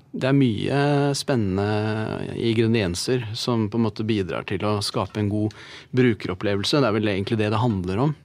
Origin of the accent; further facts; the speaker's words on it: Norway; vi som nordmenn